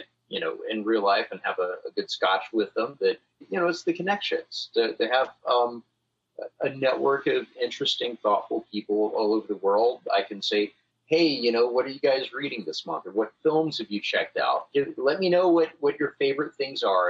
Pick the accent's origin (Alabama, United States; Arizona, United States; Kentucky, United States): Alabama, United States; growing up in Alabama